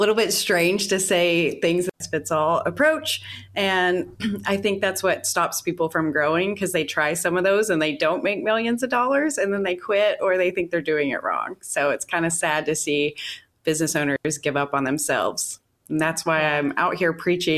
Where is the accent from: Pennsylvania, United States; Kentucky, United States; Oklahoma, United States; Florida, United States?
Kentucky, United States; Western; moved away as an adult; also born or lived in Seattle / Las Vegas; my hometown here in Kentucky, in Western Kentucky.